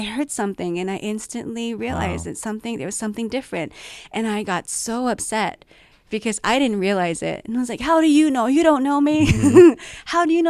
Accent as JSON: {"language": "English", "region": "Tokyo", "country": "Japan", "tie": "born or raised there", "also_born_or_lived": "Washington, D.C. / Belgium", "moved": "as an adult", "lives_now": "Vancouver, Canada", "said": "And 12 to 24, I was in Tokyo. And then from 24, I've been living in Vancouver."}